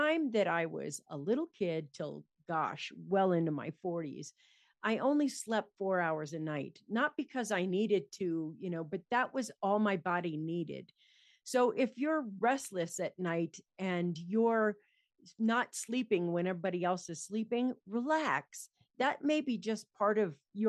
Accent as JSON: {"language": "English", "town": "San Francisco", "region": "California", "country": "United States", "tie": "born or raised there", "said": "I grew up in San Francisco in California"}